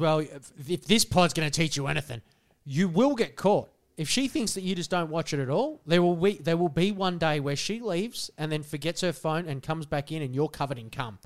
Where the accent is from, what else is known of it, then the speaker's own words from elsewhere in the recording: Australia; we're Australian